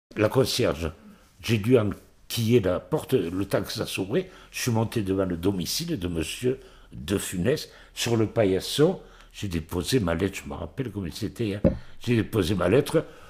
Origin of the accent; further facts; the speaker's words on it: Montpellier, Occitania, France; j'étais de Montpellier